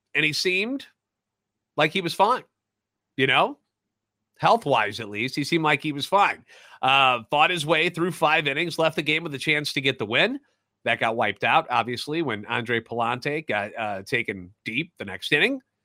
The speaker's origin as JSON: {"language": "English", "town": "St. Louis", "region": "Missouri", "country": "United States", "tie": "born or raised there", "said": "Born and raised in the Lou and a lifetime Cardinals fan"}